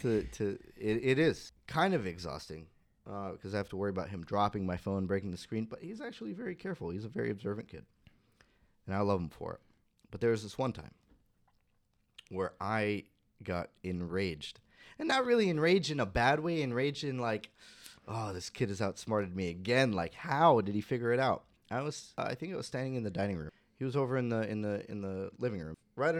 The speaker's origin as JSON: {"language": "English", "region": "California", "country": "United States", "lives_now": "Southern California, United States", "said": "And I came from Northern California. When I first got here, I was like, God, people are so inconsiderate."}